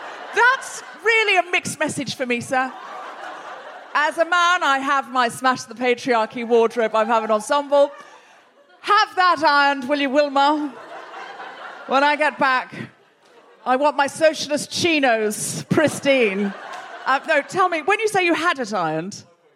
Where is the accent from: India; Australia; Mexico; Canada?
Australia; now in United Kingdom; a dual national and somebody who was born and raised in Australia